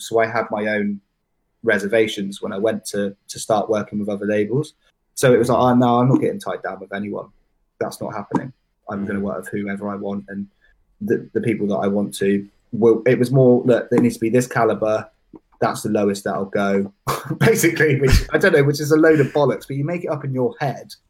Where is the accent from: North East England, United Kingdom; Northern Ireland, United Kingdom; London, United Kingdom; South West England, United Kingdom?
South West England, United Kingdom; Bath, Bristol area; also born or lived in Truro, Cornwall / Essex; now in Bristol, United Kingdom; I moved from Cornwall when I was about four or five, so I've been okay. Bath, Bristol area my whole life